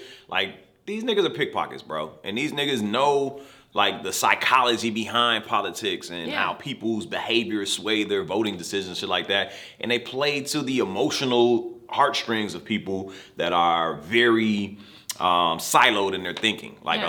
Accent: Virginia, United States; I'm from Virginia, where ain't shit to do but cook.

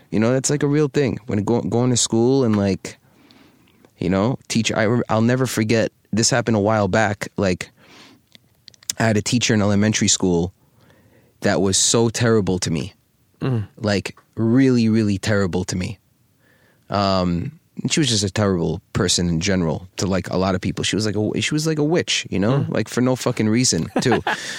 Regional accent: New York City, New York, United States; I wish that everybody had the ability to live in the cultural climate that we lived in growing up in New York City, seeing all the different types of cultures and foods and fashion and style.

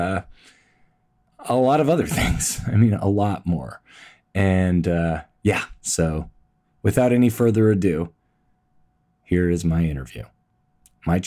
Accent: Toronto, Ontario, Canada; moved away as an adult; also born or lived in Los Angeles / New York; I'm born and raised, you know, here

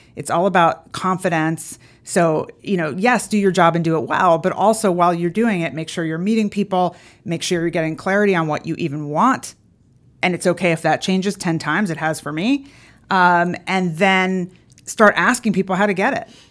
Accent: Philadelphia, Pennsylvania, United States; moved away as an adult; now in Atlanta, United States; I grew up in Philadelphia, but I've actually been here for over thirty years now

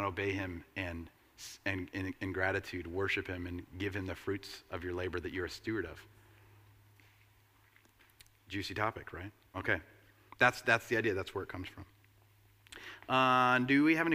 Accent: United States; as an American capitalist

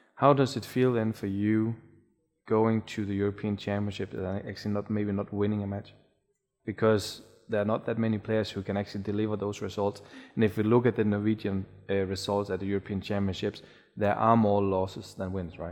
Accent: Denmark; I'm from Denmark

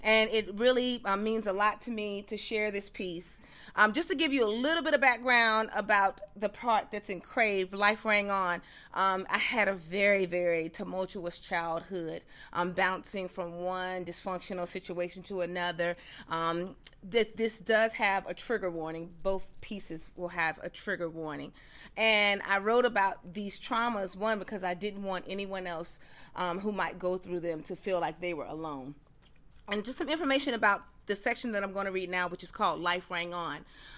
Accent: the South, United States; I'm a Southerner, so you know the Southern girl is going to come out of here.

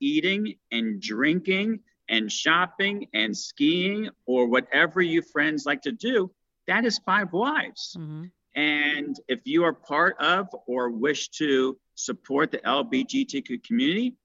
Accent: New York City, New York, United States; moved away as an adult; also born or lived in Miami, Florida / Orlando, Florida / Tampa, Florida / San Francisco, California; I grew up in New York City

